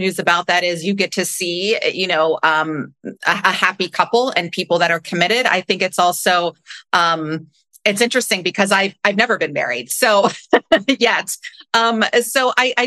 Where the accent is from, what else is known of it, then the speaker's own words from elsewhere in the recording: Cincinnati, Ohio, United States; I grew up in Cincinnati, Ohio. So smack dab in the Midwest